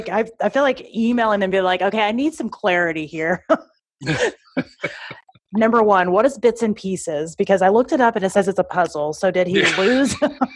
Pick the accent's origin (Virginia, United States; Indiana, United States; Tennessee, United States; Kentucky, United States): Tennessee, United States; I grew up in Tennessee, so I'm used to some really country statements